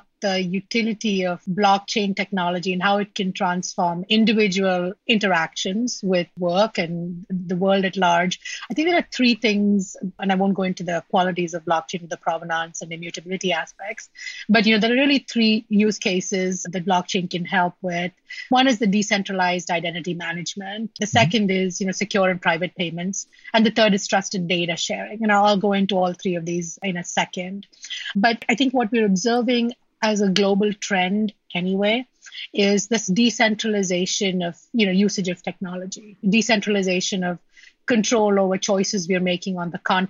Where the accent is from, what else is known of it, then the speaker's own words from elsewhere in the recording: India; moved away; I grew up in India